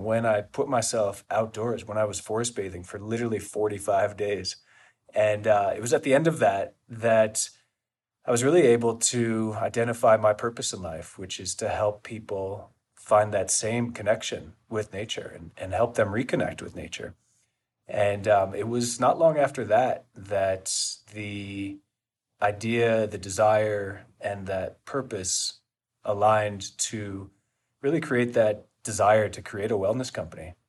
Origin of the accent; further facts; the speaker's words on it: Boulder, Colorado, United States; We're actually both here in Boulder, Colorado, which is our, uh, hometown, and where Ned's located